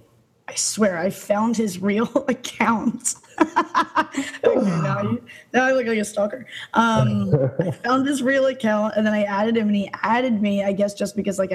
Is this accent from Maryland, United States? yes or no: yes; Baltimore, Maryland, United States; now in Los Angeles, United States; I'm from Baltimore, Maryland